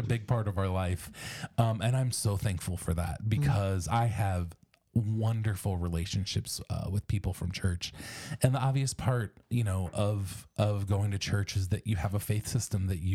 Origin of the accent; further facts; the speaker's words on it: Ohio, United States; I was born in Ohio.